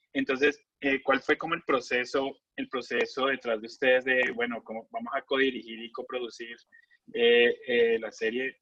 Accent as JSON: {"language": "Spanish", "country": "Colombia", "also_born_or_lived": "United States", "moved": "as an adult", "said": "colombiano del grupo"}